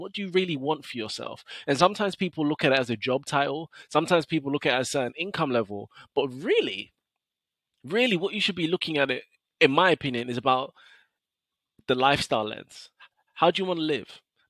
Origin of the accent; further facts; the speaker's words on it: London, United Kingdom; I have an incredible academic track record, scholarships, but I'm still from South London.